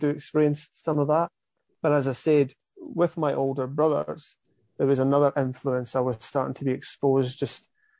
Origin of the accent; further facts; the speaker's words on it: Ladybank, Scotland, United Kingdom; accent: Scottish; now in Australia; I grew up in Scotland, as you can hear, my accent's definitely not from these parts of the world